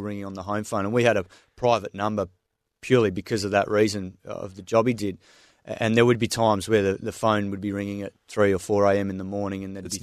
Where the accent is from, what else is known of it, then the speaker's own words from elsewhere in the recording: Swan Valley, Western Australia, Australia; moved away as an adult; also born or lived in Herne Hill; now in New South Wales, Australia; I grew up out there in the Swan Valley. Had a fantastic uh, childhood out in the farm